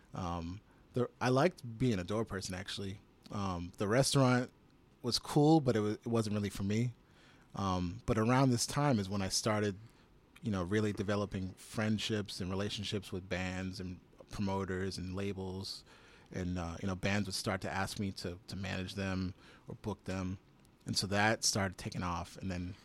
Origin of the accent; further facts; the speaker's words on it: Chelsea, Massachusetts, United States; also born or lived in Somerville, Massachusetts / Michigan; I grew up in Chelsea